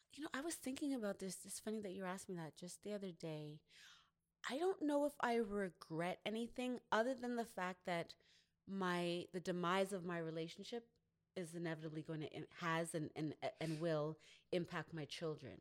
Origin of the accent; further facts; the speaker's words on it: Canada; growing up in Canada, even though my family is from Grenada